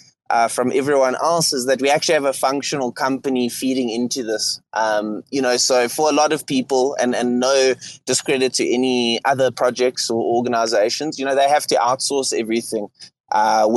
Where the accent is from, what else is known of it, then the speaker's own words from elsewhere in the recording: Johannesburg, Gauteng, South Africa; accent: South African; I am from South Africa. I am from Johannesburg, City of Gold, the business capital of South Africa